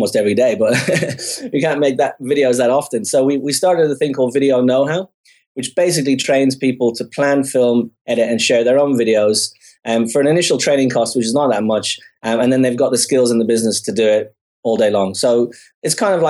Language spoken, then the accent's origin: English; Dublin, Leinster, Ireland; moved away as an adult; I grew up in Dublin, as you said, in Ireland